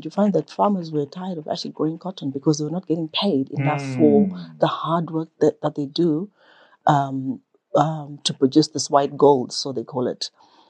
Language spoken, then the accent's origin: English; Manicaland, Zimbabwe; born there; Okay, so I was born in Manicaland, during the school holidays, I was either in Honda Valley with my maternal grandmother, or I was in Rusape with my paternal grandmother.